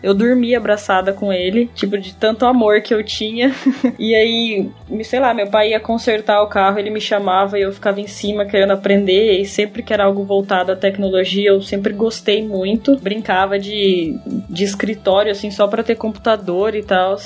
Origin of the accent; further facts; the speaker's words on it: Cuiabá, Mato Grosso, Brazil; eu nasci em Cuiabá, Mato Grosso, e eu moro atualmente aqui mesmo, em Cuiabá